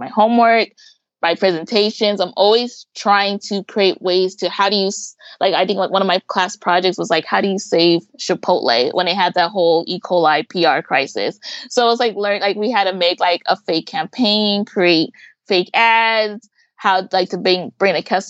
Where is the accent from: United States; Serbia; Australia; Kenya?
United States; Pomona, California; also born or lived in Los Angeles, California; I grew up in Pomona, but I spent a lot of time in LA working or hanging out with family